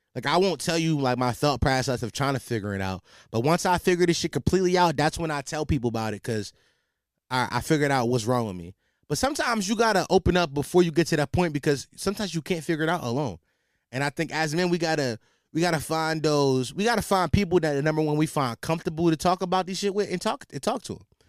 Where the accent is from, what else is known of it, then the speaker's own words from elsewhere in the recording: Philadelphia, Pennsylvania, United States; as a Philadelphian